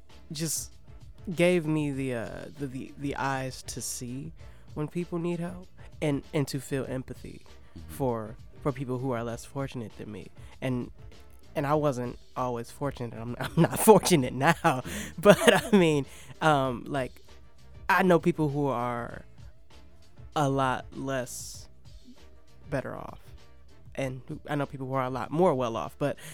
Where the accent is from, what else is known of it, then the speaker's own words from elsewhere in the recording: Detroit, Michigan, United States; Yeah, and I think that definitely has to do with being from Detroit.